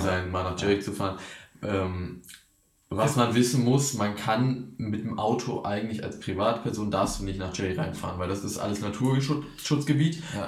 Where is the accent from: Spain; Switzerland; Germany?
Germany; Düsseldorf, North Rhine-Westphalia; zwei Jungs aus Düsseldorf